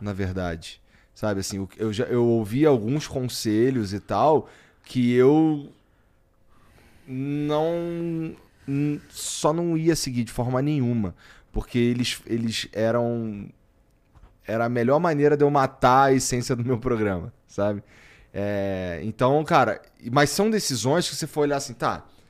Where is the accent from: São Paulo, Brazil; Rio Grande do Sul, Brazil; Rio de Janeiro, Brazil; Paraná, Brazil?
Rio de Janeiro, Brazil; moved away; eu vim do Jacarela, lá, lá no ah, Rio